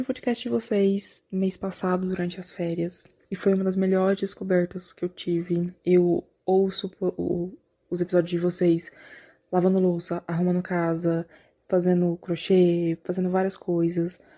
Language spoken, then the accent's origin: Portuguese; Goiânia, Goiás, Brazil; eu sou de Goiânia